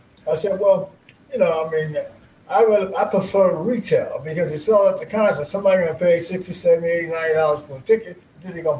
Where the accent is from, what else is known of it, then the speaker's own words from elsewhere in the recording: Jersey City, New Jersey, United States; growing up in Jersey City